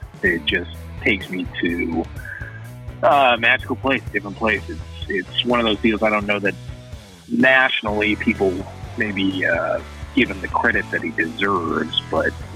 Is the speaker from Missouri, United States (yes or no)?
yes; St. Louis, Missouri, United States; I'm from St. Louis, which is where I am right now